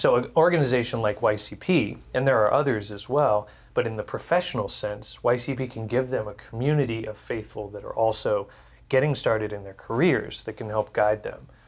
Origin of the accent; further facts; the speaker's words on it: Houston, Texas, United States; I was born and raised in Texas, in Houston